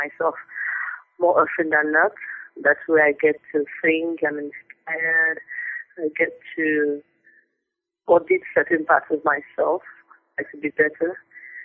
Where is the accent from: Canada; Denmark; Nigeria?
Nigeria; I'm a Nigerian. I was born into a family of three girls. I went to school in Nigeria, all my school levels, primary, secondary, university